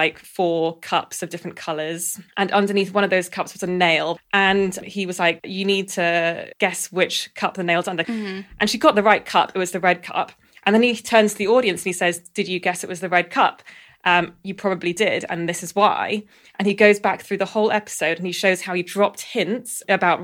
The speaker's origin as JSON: {"language": "English", "region": "London", "country": "United Kingdom", "tie": "born or raised there", "said": "I grew up in Southwest London and it's a very white area"}